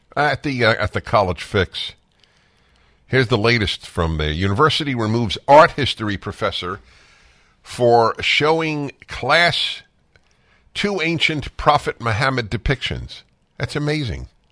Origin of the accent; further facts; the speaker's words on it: New York City, New York, United States; I grew up in New York City